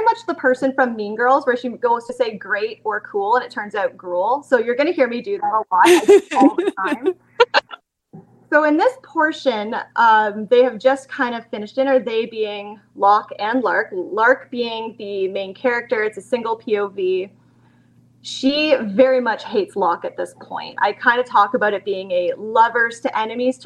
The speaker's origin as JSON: {"language": "English", "country": "Canada", "moved": "as an adult", "lives_now": "London, Canada", "said": "I'm from London, Ontario, Canada. I always say it's the crummy London, not the fun London. I'm originally from a small town of about 400 people"}